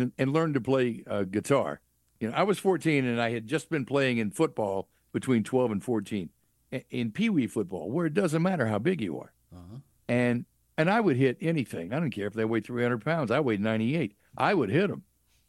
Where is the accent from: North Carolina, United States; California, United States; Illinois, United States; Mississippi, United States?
Mississippi, United States; Clarksdale; Clarksdale, Mississippi.